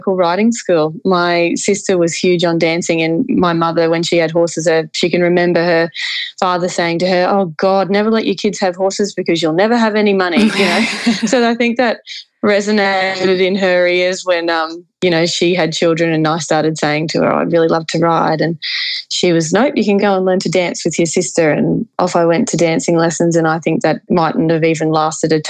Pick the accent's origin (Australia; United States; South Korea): Australia; Kingaroy, Queensland; where we moved to when I was three, I'm from Kingaroy